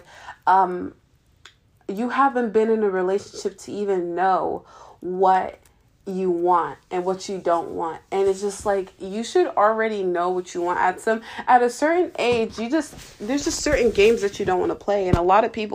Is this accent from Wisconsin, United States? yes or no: no; Ohio, United States; I am actually from Ohio